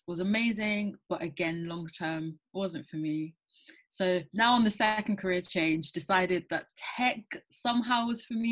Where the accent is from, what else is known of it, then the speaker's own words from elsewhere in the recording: London, United Kingdom; I grew up in London, born and raised.